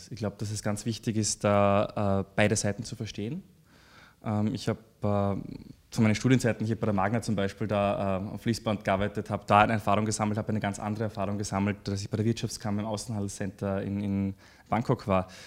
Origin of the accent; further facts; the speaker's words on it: Graz, Styria, Austria; also born or lived in Deutschlandsberg; now in Vienna, Austria; Also ich habe äh, sehr enge Verbindungen zu, zu meinen Eltern und äh, vielen Freunden, die in Graz leben. Ich habe in Graz äh, äh maturiert